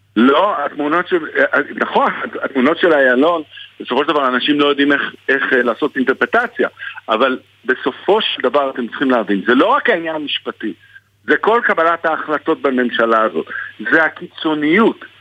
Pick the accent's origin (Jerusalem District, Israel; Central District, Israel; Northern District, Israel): Jerusalem District, Israel; Jerusalem; אני ירושלמי, אני לא תל אביבי. אני פה כל יום רואה את הדו-קיום